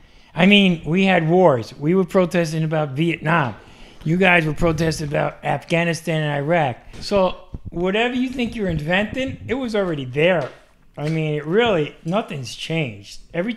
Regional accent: New York City, New York, United States; moved away as an adult; also born or lived in Danbury, Connecticut; I grew up in New York City.

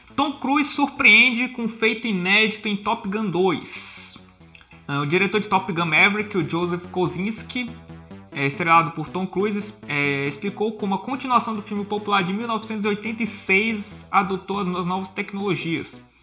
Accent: Piauí, Brazil; somos do Piauí, deste estado esquecido pelo, pelas pessoas

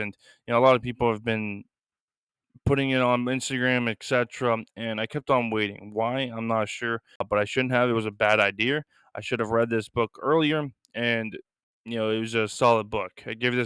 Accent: Lisbon, Maine, United States; my hometown in Lisbon

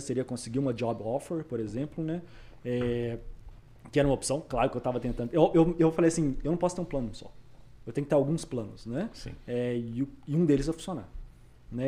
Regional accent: Belo Horizonte, Minas Gerais, Brazil; moved away as an adult; now in Vancouver, Canada; Sou de BH

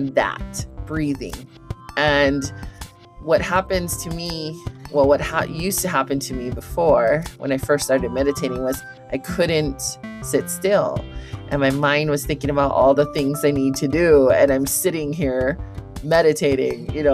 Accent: Hawaii, United States; I'm from Hawaii

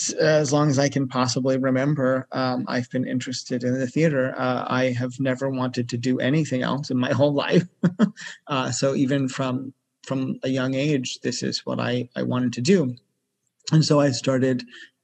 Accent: Massachusetts, United States; moved away as an adult; also born or lived in New York City; I grew up in Massachusetts, which is on the northeast coast of the USA.

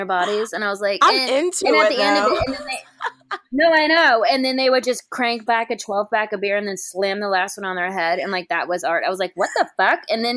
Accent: Kentucky, United States; I grew up in Kentucky

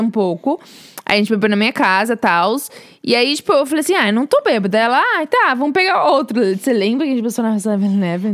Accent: São Paulo, Brazil; moved away as an adult; now in United States; Sou de São Paulo e vim para os Estados Unidos como au pair, mas agora sou estudante

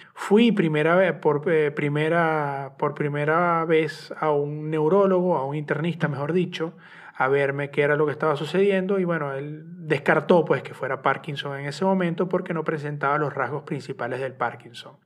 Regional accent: Venezuela; soy periodista de Venezuela

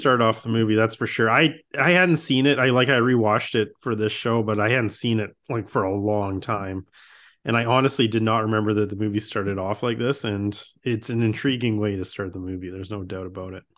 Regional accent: Saskatchewan, Canada; I grew up in, I mean, I am from Saskatchewan, which is the farmer capital of the Canada. And, uh, I grew up in a rural town.

